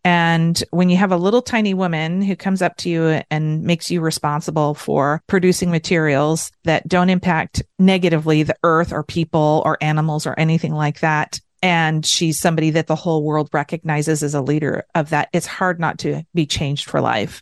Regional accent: United States; And then as an American, I was really striving to be a lot of the things that Americans were

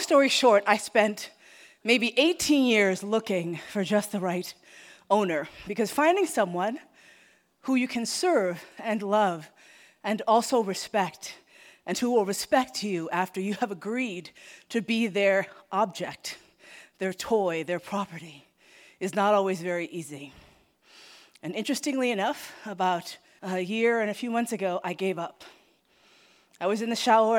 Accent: United States; I, as an American

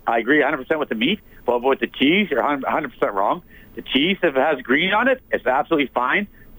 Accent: Newfoundland and Labrador, Canada; moved away; I was brought up in Newfoundland

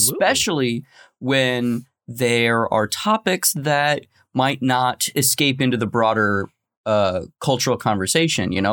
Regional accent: Tucson, Arizona, United States; my hometown of, uh, Tucson, Arizona

